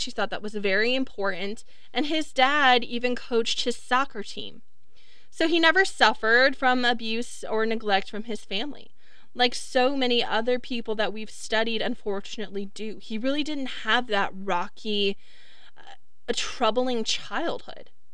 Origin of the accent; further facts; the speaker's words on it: Wisconsin, United States; also born or lived in Florida; I grew up in Florida and we moved to Wisconsin when I was 10 or excuse me, when I was like 8